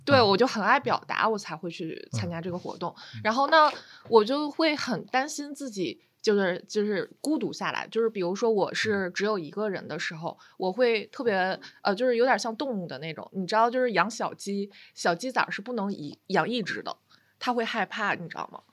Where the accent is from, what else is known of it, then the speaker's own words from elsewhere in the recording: China; 我们中国人